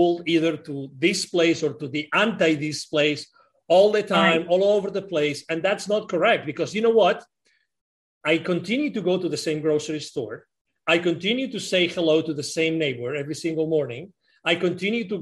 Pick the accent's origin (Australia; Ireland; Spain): Spain; also born or lived in Mexico; now in Plano, United States; I'm originally from Spain, but I moved from Mexico to here 10 years ago.